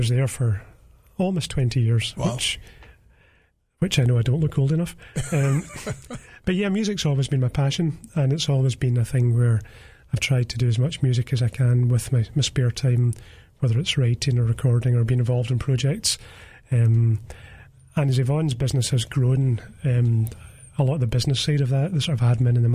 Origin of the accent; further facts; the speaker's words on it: Greenock, Scotland, United Kingdom; I was born in Greenock.